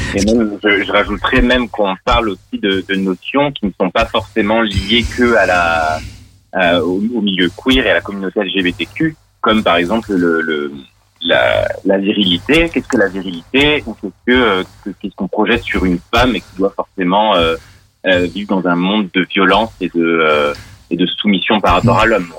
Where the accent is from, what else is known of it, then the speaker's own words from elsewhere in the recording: Grenoble, Auvergne-Rhône-Alpes, France; now in Lyon, France; je viens aussi de Grenoble. On vient tous les deux des mêmes villes.